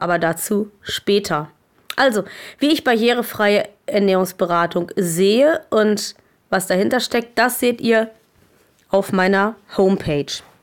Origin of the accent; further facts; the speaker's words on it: Germany; bei uns in Deutschland